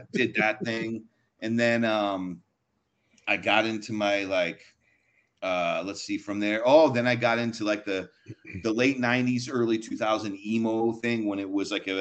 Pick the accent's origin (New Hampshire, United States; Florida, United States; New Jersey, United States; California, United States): California, United States; Orange County; I grew up in Orange County, so it's like, you know, Southern California punk rock